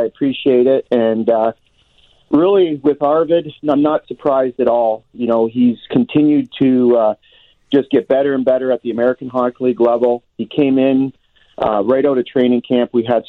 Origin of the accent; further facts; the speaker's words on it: Hamilton, Ontario, Canada; We're both from Hamilton, Ontario.